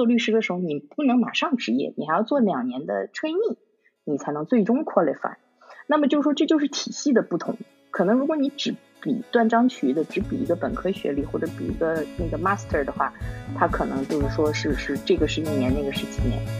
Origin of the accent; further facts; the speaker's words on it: China; now in United Kingdom; 就像你我他，我们其实是中国人，我们在中国长大的。